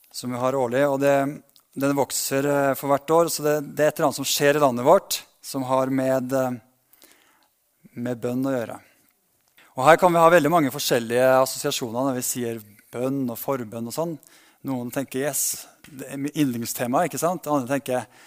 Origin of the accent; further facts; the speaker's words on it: Berkåk, Trøndelag, Norway; now in Ålgård, Norway; lot oss vokse opp et lite sted som heter Berkåk i Sør-Trøndelag